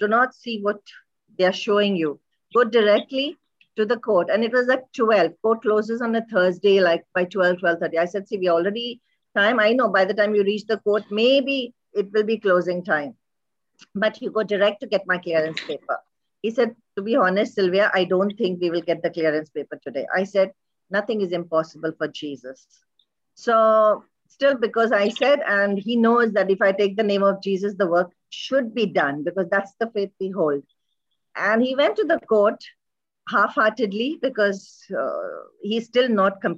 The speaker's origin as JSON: {"language": "English", "country": "India", "also_born_or_lived": "Dubai, United Arab Emirates", "moved": "yes", "lives_now": "Kuwait", "said": "I'm an Indian and living in Kuwait"}